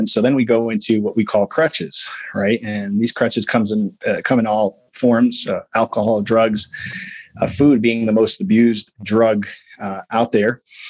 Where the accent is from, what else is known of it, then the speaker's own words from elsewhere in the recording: Midwest, United States; I'm big bone. I'm from the Midwest.